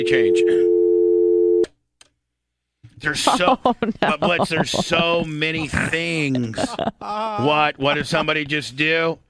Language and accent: English; Warsaw, Indiana, United States; moved away; the people that I grew up with in Warsaw, Indiana